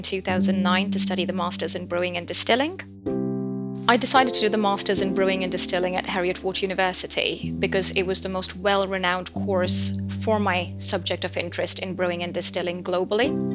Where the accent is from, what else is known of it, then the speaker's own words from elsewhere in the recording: Bangalore, Karnataka, India; moved away as an adult; also born or lived in Edinburgh; I'm originally from Bangalore, India